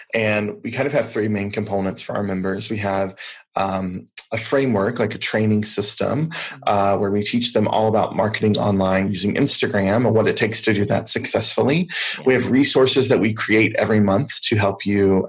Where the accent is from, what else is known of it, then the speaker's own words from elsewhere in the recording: the South, United States; I grew up in the South here in the US